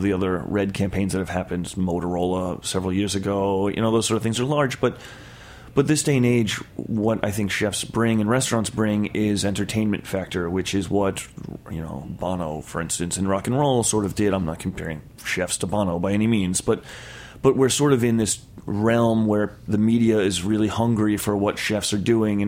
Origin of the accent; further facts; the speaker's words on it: Long Island, New York, United States; I'm from Long Island in a reasonably upper middle class sort of neighborhood